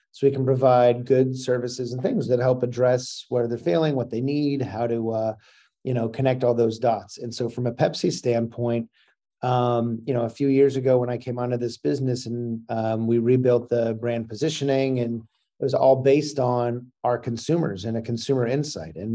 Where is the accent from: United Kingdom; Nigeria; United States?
United States; Seal Beach, California; I grew up in Seal Beach.